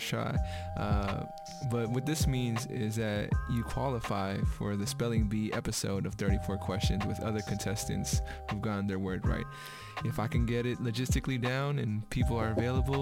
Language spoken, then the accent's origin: English; San Francisco, California, United States; I was raised in San Francisco